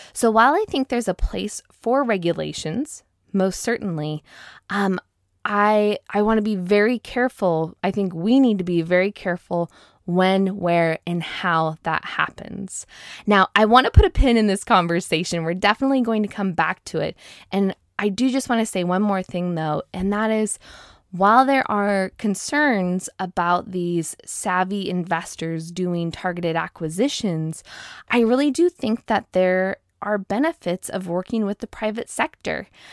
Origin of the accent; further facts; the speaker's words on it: Seattle, Washington, United States; moved away as an adult; now in Moses Lake, United States; I was born and raised in the Seattle area